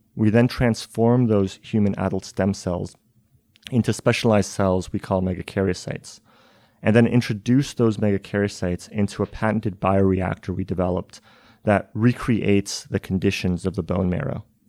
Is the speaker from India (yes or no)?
no; Canada; now in Cambridge, United States; I'm originally Canadian